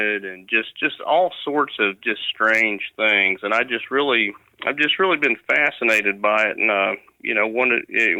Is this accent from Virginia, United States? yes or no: yes; Virginia, United States; I'm born and raised in Virginia